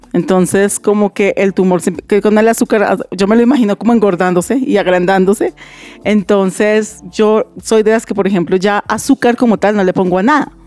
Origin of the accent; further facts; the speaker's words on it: Colombia; como colombianos